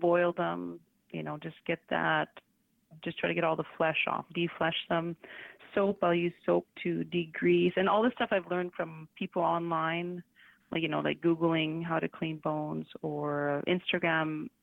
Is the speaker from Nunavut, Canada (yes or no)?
yes; Coral Harbour, Nunavut, Canada; also born or lived in Saskatoon; I grew up in Coral. So that's where my family is still from